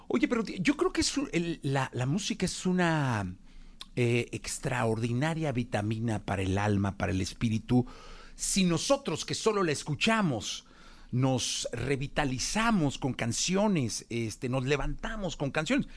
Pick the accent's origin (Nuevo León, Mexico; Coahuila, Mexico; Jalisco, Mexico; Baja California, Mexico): Jalisco, Mexico; Guadalajara; now in Mexico City, Mexico; fui a Guadalajara, soy de Guadalajara